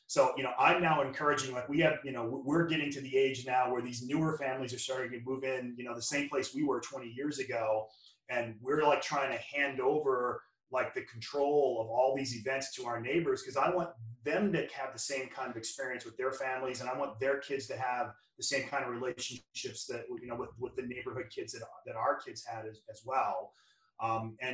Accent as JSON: {"language": "English", "region": "Louisiana", "country": "United States", "moved": "yes", "lives_now": "Redondo Beach, United States", "said": "I'm from Louisiana, which you probably can tell from my Saints helmet here behind me."}